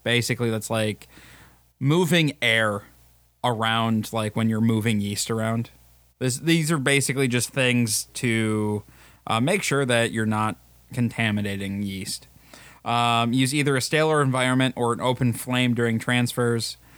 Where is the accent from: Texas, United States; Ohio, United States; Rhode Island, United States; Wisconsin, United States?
Wisconsin, United States; River Falls; I'm from Wisconsin or I'm from the Twin Cities area